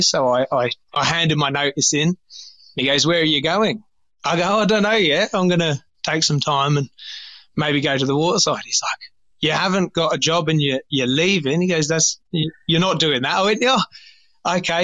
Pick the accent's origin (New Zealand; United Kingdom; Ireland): United Kingdom; England; moved away as an adult; now in Australia; I was born born in England, um, started washing up when I was thirteen, and and now I'm I'm I'm obviously stuck in Australia